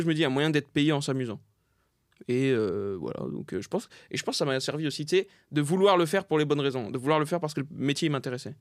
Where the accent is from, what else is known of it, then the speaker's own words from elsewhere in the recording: Saint-Denis, Île-de-France, France; also born or lived in Pierrefitte-sur-Seine; je suis né à Saint-Denis. J'étais à Saint-Denis jusqu'en CM2, quoi. Après, en CM2, je suis à la Perfite.